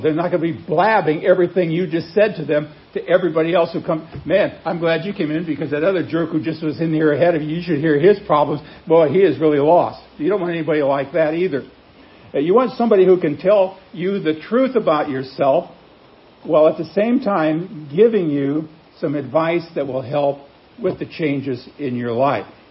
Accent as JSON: {"language": "English", "town": "Wheat Ridge", "region": "Colorado", "country": "United States", "tie": "born or raised there", "also_born_or_lived": "Chicago area", "moved": "yes", "lives_now": "Branson, United States", "said": "I was born in Wheat Ridge, Colorado, which is a suburb of another one, Denver"}